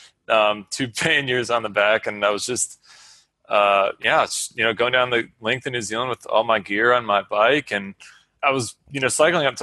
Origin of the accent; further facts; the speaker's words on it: Georgia, United States; growing up in Georgia, I'd been exposed to the beginning of the Appalachian Trail